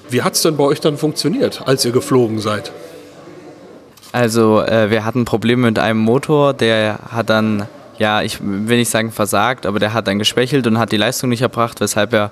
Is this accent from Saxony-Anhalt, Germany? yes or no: yes; Halle, Saxony-Anhalt, Germany; Äh, wir sind aus Sachsen-Anhalt, Halle-Saale und gehen dort auf eine Schule gemeinsam, und zwar das Elisabeth-Gymnasium.